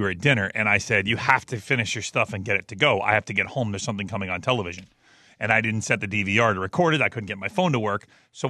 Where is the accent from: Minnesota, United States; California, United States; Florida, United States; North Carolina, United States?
North Carolina, United States; moved away; Where I grew up in North Carolina